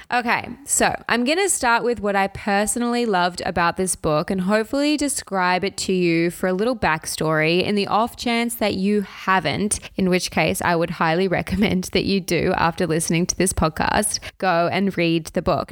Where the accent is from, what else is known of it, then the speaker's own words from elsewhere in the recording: Australia; as an Australian myself